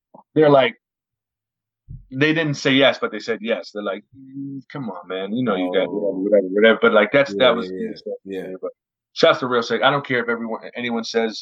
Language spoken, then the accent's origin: English; Dartmouth, Nova Scotia, Canada; I'm not from this side of town. I'm from Dartmouth.